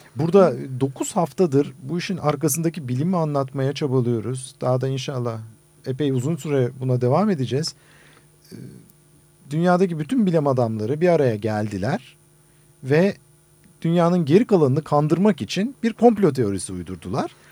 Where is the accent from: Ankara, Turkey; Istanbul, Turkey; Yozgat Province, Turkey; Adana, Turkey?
Istanbul, Turkey; aynı İstanbul'da büyüdüm.